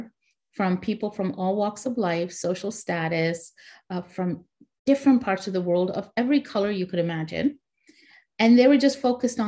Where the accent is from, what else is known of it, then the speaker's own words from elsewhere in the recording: Pakistan; now in Canada; And then I, as a Pakistani, we needed an organization for us. So I'm the founding member of the Pakistani Canadian Association of Nova Scotia.